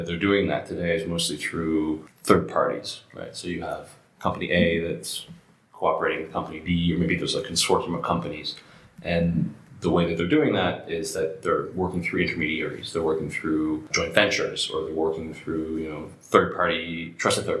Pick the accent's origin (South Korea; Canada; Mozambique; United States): Canada; now in France; I'm a Canadian